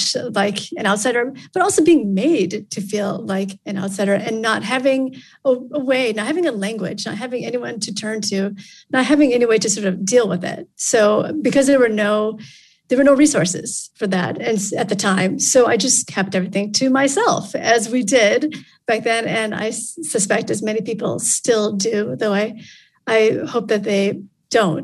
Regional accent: Michigan, United States; also born or lived in Vietnam; I was a baby when my family arrived in Michigan as refugees from Vietnam

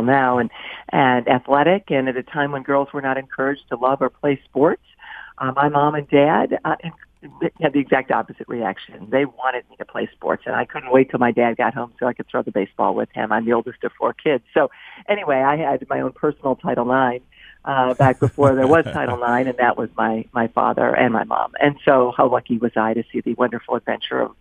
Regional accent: Toledo, Ohio, United States; moved away; I grew up in Toledo

